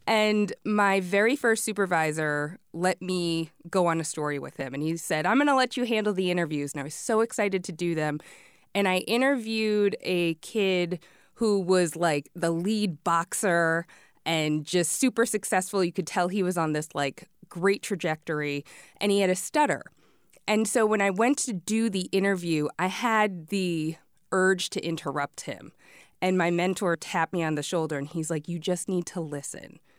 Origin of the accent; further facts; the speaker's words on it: Washington, District of Columbia, United States; moved away as an adult; now in Georgia, United States; I grew up in Washington, D C.